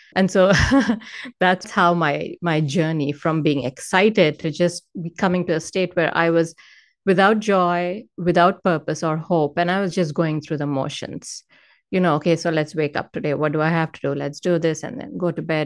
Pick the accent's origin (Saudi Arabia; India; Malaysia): India; moved away as an adult; now in Northern California, United States; I was born and raised in India. I moved to the U S in two thousand eight